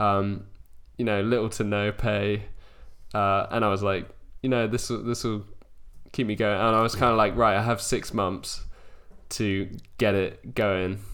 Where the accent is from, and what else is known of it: Wiltshire, South West England, United Kingdom; born or raised there; moved away as an adult; now in London, United Kingdom